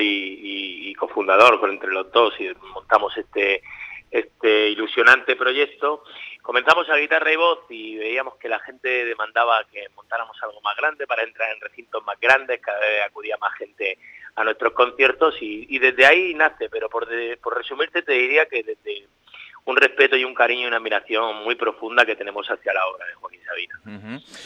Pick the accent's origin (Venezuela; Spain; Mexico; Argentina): Spain; Murcia, Region of Murcia; estoy en mi tierra, en Murcia